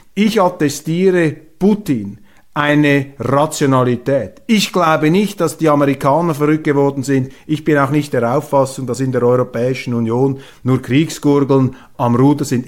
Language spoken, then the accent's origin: German; Switzerland; Als Schweizer